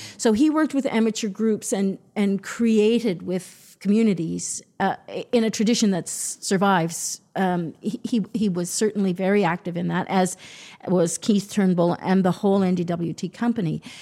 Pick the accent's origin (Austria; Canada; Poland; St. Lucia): Canada; Toronto, Ontario; I grew up in Toronto